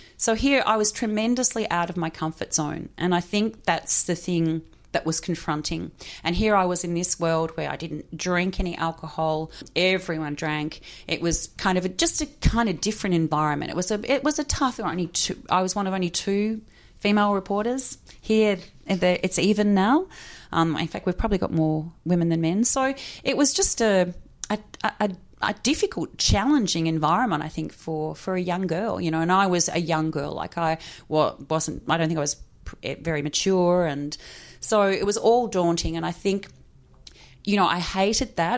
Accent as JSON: {"language": "English", "town": "Hawthorn", "region": "Victoria", "country": "Australia", "tie": "born or raised there", "said": "I grew up in Hawthorn."}